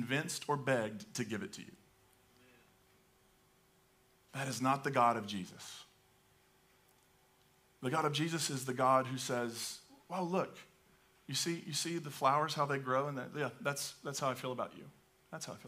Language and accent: English; United States; as an American